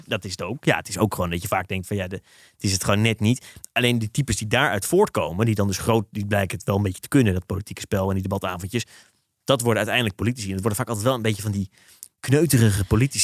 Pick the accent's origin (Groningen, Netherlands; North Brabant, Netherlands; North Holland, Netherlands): North Holland, Netherlands; Haarlem; ik heb een vriendengroep van- vanuit, eh, Haarlem, waar ik ben opgegroeid